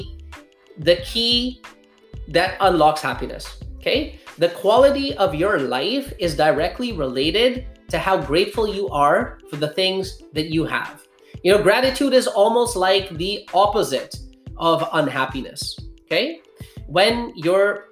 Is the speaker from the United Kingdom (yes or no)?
no; Pakistan; I was born in Pakistan